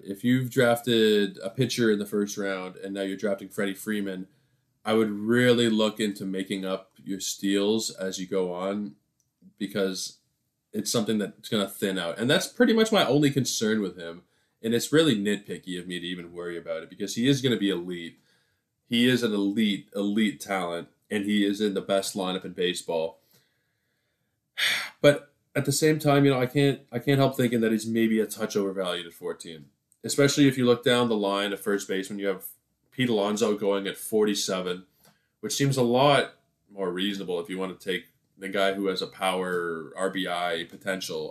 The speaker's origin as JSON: {"language": "English", "town": "Toronto", "region": "Ontario", "country": "Canada", "said": "I am from Toronto"}